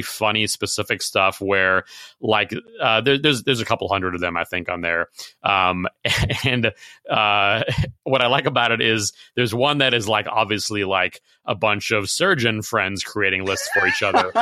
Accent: Chicago, Illinois, United States; I grew up in Chicago

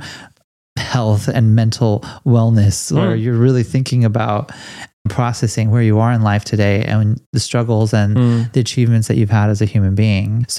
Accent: Los Angeles, California, United States; I'm from Los Angeles

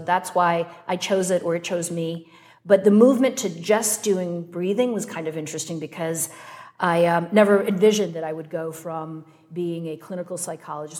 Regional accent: Wisconsin, United States; moved away; also born or lived in North Carolina; I was born in Wisconsin

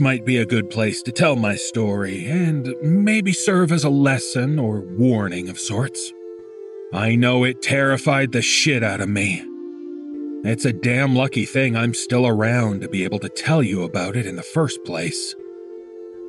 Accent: Toronto, Ontario, Canada; my hometown of Toronto

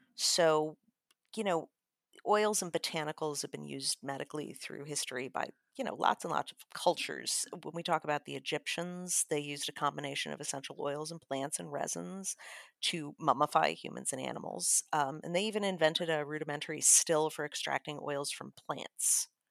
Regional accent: Chicago, Illinois, United States; I'm from Chicago

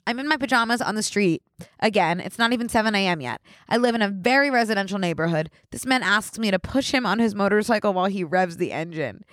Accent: Philadelphia, Pennsylvania, United States; I'm also from Philly

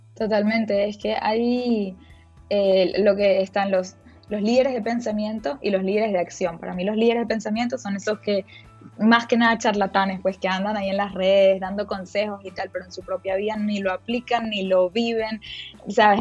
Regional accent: Venezuela; moved away as an adult; also born or lived in Miami, United States; now in United States; yo me fui cuando tenía 19 años de Venezuela

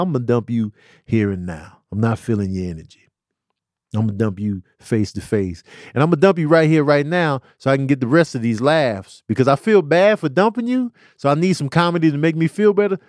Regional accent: Chicago, Illinois, United States; I'm from Chicago

